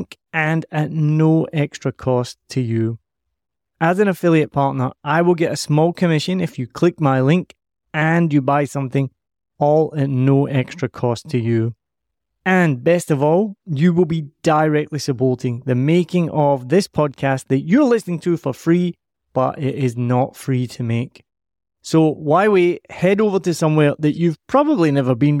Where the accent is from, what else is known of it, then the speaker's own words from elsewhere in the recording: Scotland, United Kingdom; now in Ho Chi Minh City, Vietnam; I'm from Scotland.